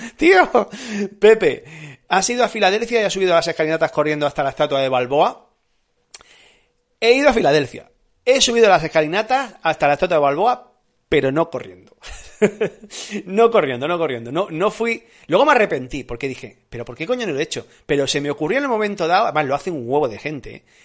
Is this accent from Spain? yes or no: yes; Andalusia, Spain; also born or lived in Granada; now in Madrid, Spain; soy andaluz